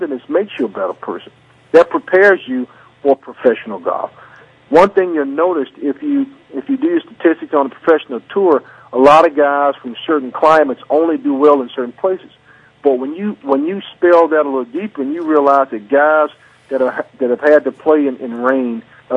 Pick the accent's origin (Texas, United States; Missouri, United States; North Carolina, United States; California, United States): North Carolina, United States; I'm from North Carolina.